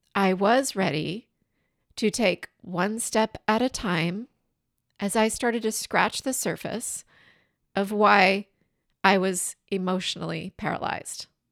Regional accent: southeastern Washington State, United States; now in California, United States; my hometown in southeastern Washington State.

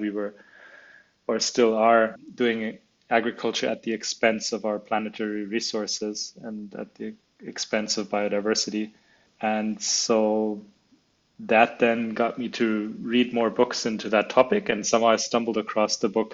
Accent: Munich, Bavaria, Germany; also born or lived in China / Spain / New Zealand; I was born in Munich, in Germany, where the business is also located. But when I was 9 years old, we moved to China with the family

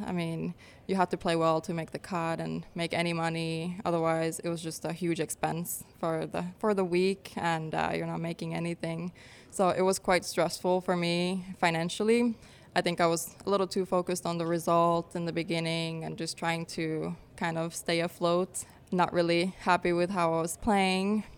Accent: Finland; moved away as an adult; also born or lived in New York / Florida; now in San Diego, United States; I grew up in Finland. Uh, we moved back when I was four.

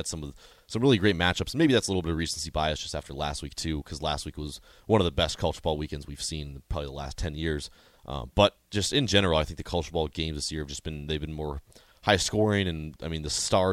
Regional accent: North Dakota, United States; growing up in North Dakota

